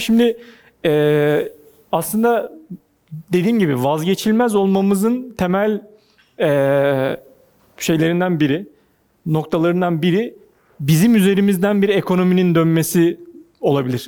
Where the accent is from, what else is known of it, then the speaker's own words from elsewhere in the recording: Ankara, Turkey; moved away as an adult; now in Istanbul, Turkey; bir Ankaralıyım ben.